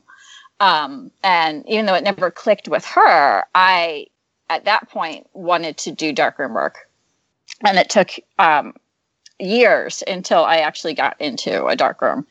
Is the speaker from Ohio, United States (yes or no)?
no; eastern Pennsylvania, United States; now in Seattle, United States; I grew up in Pennsylvania, in eastern Pennsylvania, and I'm living in Seattle